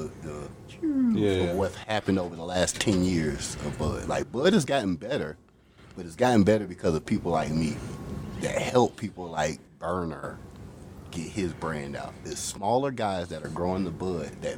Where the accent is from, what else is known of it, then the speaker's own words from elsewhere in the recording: Tampa, Florida, United States; now in Colorado, United States; I'm from Tampa.